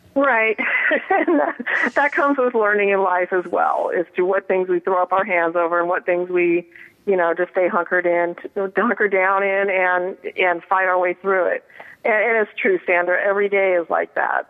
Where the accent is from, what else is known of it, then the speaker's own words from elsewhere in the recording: Colorado, United States; now in Southern California, United States; I'm from Colorado originally, but I've been living in Southern California for